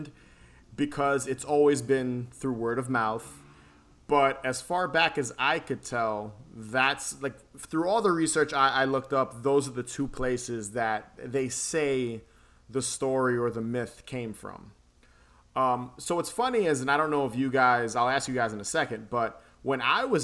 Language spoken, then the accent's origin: English; New York City, New York, United States; I grew up in the Bronx and Queens